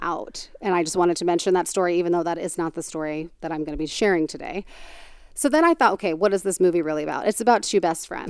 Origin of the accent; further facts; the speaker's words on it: Tucson, Arizona, United States; I'm from Tucson